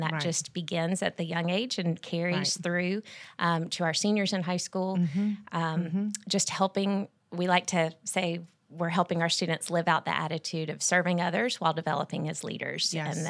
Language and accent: English; Columbus, Georgia, United States; I grew up in Columbus and attended the same school from kindergarten through ninth grade and then transferred to Brookstone my 10th grade year.